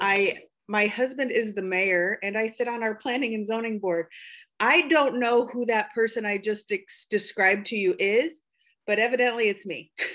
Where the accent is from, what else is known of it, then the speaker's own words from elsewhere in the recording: Buchanan County, Iowa, United States; now in Palo, United States; I am from um, Buchanan County. And when I say that, I mean, I'm pretty sure I've lived in every town in Buchanan County